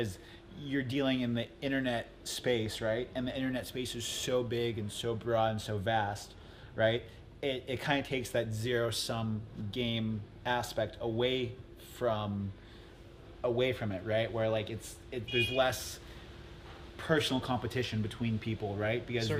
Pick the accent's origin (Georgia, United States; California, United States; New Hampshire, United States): California, United States; Los Angeles; I'm from Los Angeles.